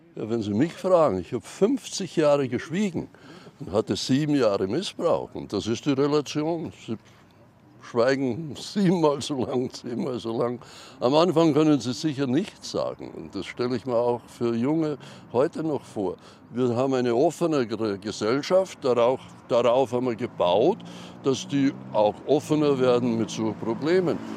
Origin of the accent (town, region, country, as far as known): Austria